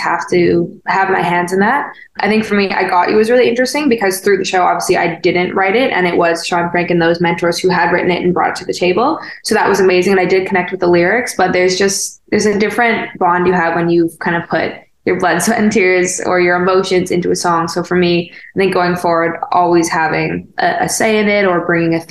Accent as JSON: {"language": "English", "country": "Canada", "also_born_or_lived": "Winnipeg / Toronto", "moved": "as an adult", "lives_now": "Los Angeles, United States", "said": "as a Canadian"}